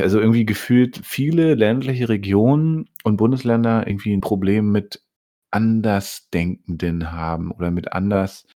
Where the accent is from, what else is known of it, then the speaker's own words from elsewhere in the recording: Bernau bei Berlin, Brandenburg, Germany; Ich, der hier in Bernau aufgewachsen bin